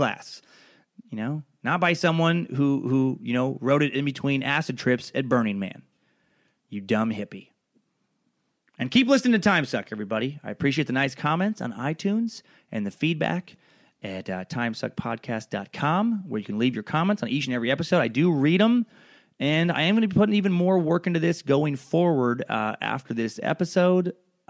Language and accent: English; Riggins, Idaho, United States; I grew up in Riggins around a lot of people who did not have a high level of education and did have a lot of fucking theories.